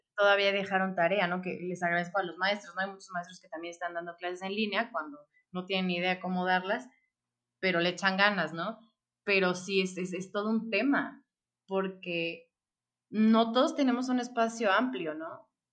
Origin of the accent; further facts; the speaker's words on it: Mexico; como mexicana